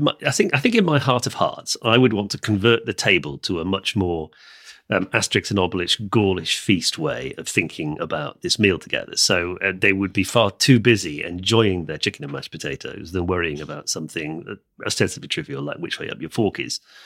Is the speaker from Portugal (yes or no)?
no; United Kingdom; we're both English speakers raised in the U K